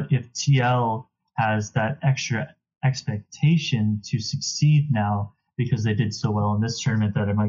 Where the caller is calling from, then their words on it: Regina, Saskatchewan, Canada; I am calling from Regina, Saskatchewan.